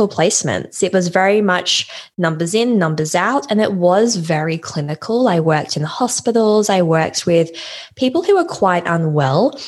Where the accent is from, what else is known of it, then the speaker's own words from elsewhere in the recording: Australia; moved away as an adult; now in London, United Kingdom; I live in London, as my company name probably gives away, but I'm actually Australian and I moved to London, oh goodness, nearly 4 years ago